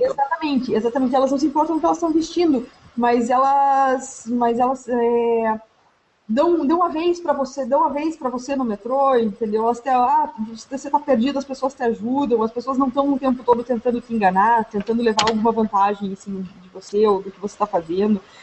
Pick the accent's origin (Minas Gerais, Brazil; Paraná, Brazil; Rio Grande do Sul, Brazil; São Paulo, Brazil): Paraná, Brazil; Curitiba; moved away as an adult; now in Montreal, Canada; eu sou curitibana, eu vivi 90% da minha vida em Curitiba